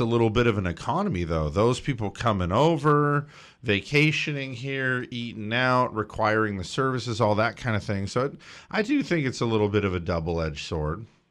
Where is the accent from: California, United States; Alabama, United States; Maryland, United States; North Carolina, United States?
California, United States; Big Bear; I grew up in Big Bear, okay, which is a resort community